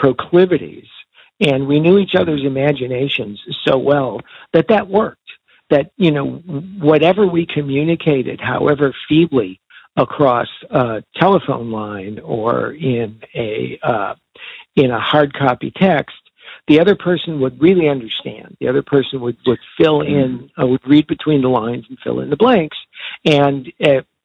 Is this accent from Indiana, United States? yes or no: no; Chicago, Illinois, United States; We were growing up in Chicago